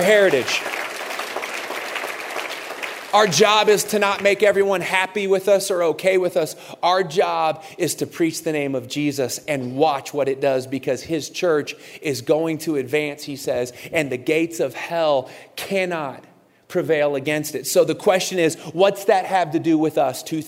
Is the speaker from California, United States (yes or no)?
yes; Santa Cruz, California, United States; I was born and raised in a city in California called Santa Cruz